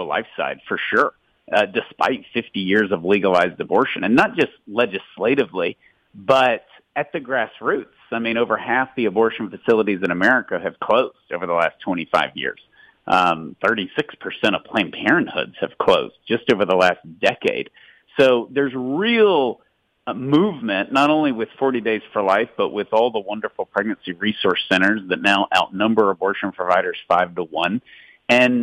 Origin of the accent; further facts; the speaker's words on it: Tyler, Texas, United States; I'm from Tyler, Texas, which is literally 3 or 4% Catholic